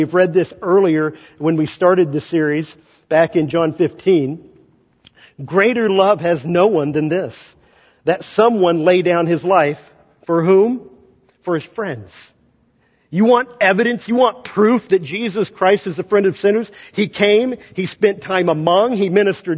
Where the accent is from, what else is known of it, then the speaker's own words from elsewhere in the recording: Kansas, United States; moved away; I'm not from Missouri. I'm from Kansas